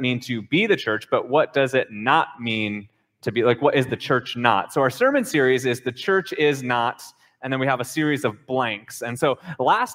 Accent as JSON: {"language": "English", "region": "Minnesota", "country": "United States", "tie": "born or raised there", "also_born_or_lived": "North Carolina", "moved": "as an adult", "said": "I grew up in Minnesota"}